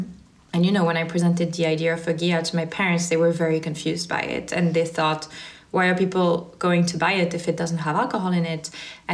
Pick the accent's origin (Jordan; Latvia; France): France; I think I'm very lucky that I'm from France, and so I get to go back a lot to France and Italy.